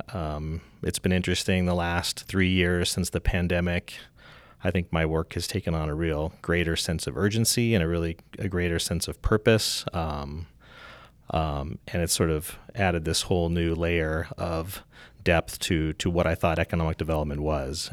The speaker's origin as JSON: {"language": "English", "town": "Helena", "region": "Montana", "country": "United States", "tie": "born or raised there", "moved": "as an adult", "said": "I grew up in Helena"}